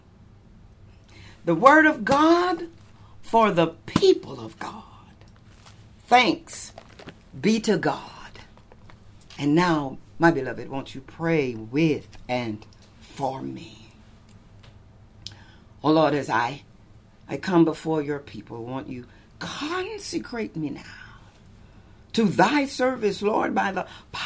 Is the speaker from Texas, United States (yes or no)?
yes; Lubbock, Texas, United States; now in California, United States; my own hometown in Lubbock, Texas